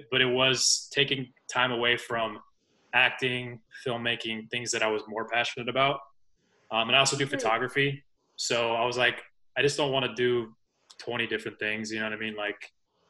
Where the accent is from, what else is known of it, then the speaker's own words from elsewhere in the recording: Arizona, United States; I'm from Arizona